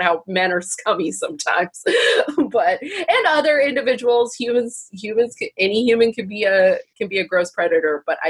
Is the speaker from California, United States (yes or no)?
yes; Northern California, United States; I grew up in Northern California, so I grew up in the wake of the Golden State Killer